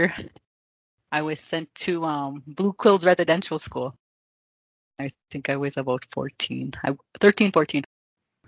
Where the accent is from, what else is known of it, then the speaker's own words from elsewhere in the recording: Maskwacis, Alberta, Canada; I grew up on a reserve called Musquechese in the middle of Alberta